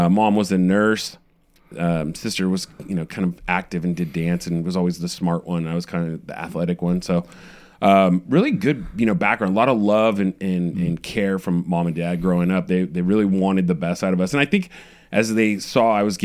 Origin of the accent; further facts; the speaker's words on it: San Jose, California, United States; I'm a Bay Area kid, born and raised in San Jose